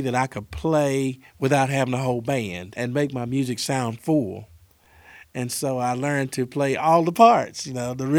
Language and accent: English; Winston-Salem, North Carolina, United States; I was raised up in Winston-Salem